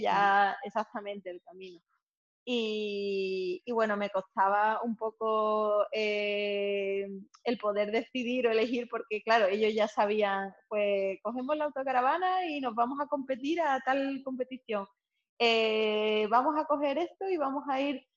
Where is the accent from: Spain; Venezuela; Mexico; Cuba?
Spain; Seville, Andalusia; also born or lived in Cádiz; yo nací en Sevilla y hago mi vida entre Sevilla y Cádiz actualmente